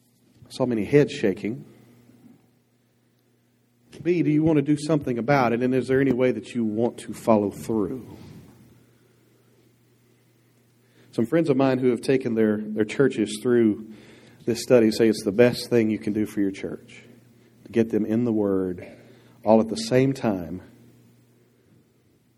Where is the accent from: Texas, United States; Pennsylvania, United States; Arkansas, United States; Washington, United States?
Arkansas, United States; Dierks; I was raised in Dirks, Arkansas